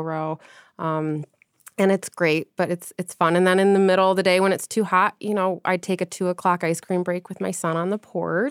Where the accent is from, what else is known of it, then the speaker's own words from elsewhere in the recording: Grosse Pointe, Michigan, United States; moved away; I'm from Grosse Pointe.